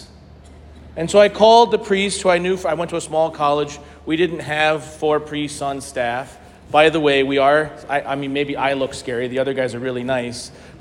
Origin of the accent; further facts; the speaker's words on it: St. Louis, Missouri, United States; I grew up Catholic in St. Louis